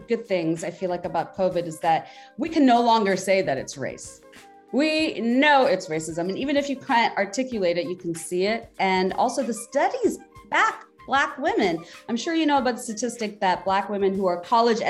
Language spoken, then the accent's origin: English; Bangladesh; now in United States; I grew up in Bangladesh. Now I've been living here for so long. I still can't say that I'm American